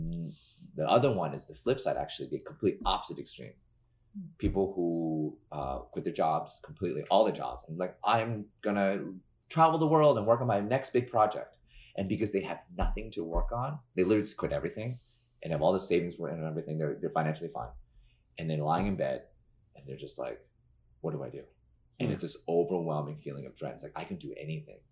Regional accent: New York City, New York, United States; as a New Yorker

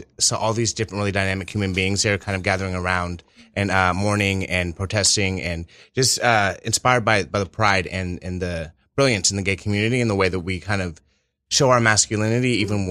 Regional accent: Oakland, California, United States; I'm from Oakland, California

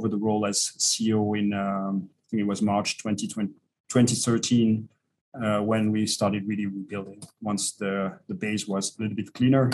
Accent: Vallée de Joux, Vaud, Switzerland; I was born in the Vallée du Jour.

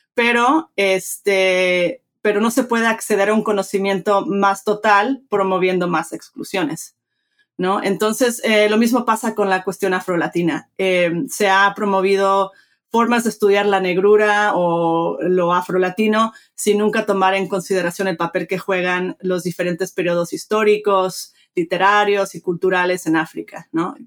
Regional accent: Mexico; moved away; me crié en México, este, padre mexicano, de madre americana, crecí bilingüe, bicultural

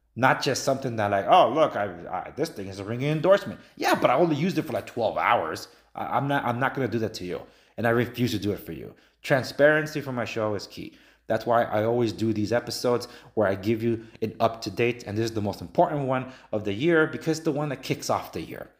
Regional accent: Los Angeles, California, United States; I'm from Los Angeles. I'm native Angelino.

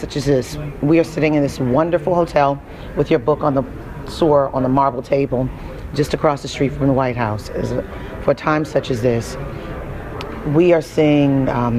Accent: Baltimore, Maryland, United States; I'm from Baltimore.

